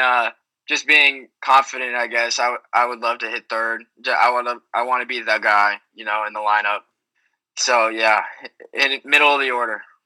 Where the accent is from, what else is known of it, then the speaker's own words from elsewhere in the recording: Texas, United States; I am still in Texas now, but uh, growing up in Texas